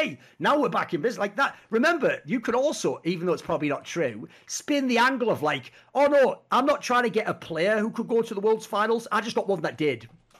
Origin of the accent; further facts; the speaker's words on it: Spain; because I'm from Spain and they're from Spain